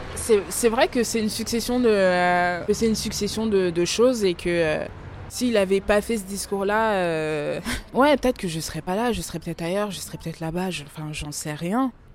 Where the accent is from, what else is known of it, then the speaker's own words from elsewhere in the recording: France; also born or lived in Democratic Republic of the Congo (ancestry); même si je suis née en France, je suis quand même originaire de la République démocratique du Congo